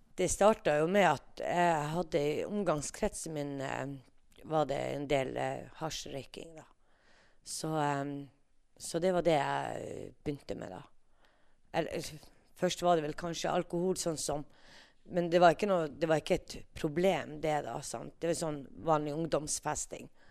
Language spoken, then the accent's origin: Norwegian; Tana, Finnmark, Norway; jeg er født og oppvokst i Tana, oppe i Finnmark, Øst-Finnmark.